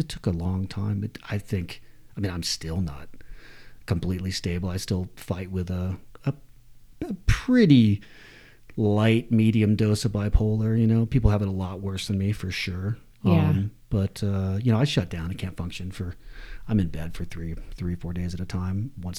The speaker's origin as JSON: {"language": "English", "town": "Atlanta", "region": "Georgia", "country": "United States", "tie": "born or raised there", "said": "Yeah, before that, I grew up in a kind of an artistic family in Atlanta"}